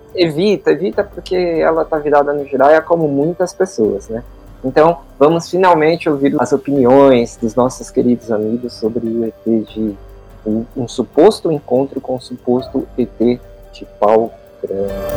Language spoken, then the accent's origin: Portuguese; Brazil; a gente é do Brasil